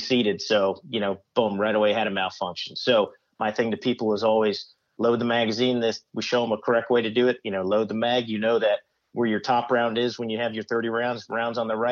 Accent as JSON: {"language": "English", "region": "Arizona", "country": "United States", "tie": "born or raised there", "also_born_or_lived": "Fort Bragg, North Carolina", "moved": "as an adult", "said": "growing up in Arizona, it was kind of nice because I was about 3.5 hours away from my folks"}